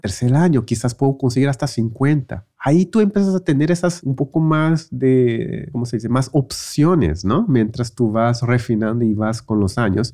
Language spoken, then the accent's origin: Spanish; Brazil; moved away; yo también crecí en Brasil